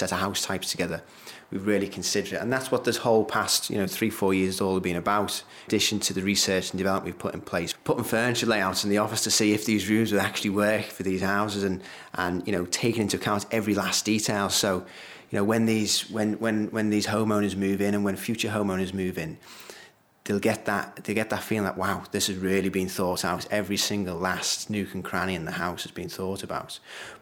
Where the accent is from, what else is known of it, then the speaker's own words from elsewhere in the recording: Liverpool, North West England, United Kingdom; it's my hometown as well